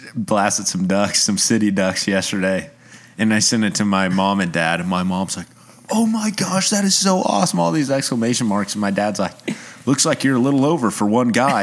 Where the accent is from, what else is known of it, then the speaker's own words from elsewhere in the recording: Oklahoma City, Oklahoma, United States; moved away as an adult; now in Tulsa, United States; I grew up in Oklahoma City.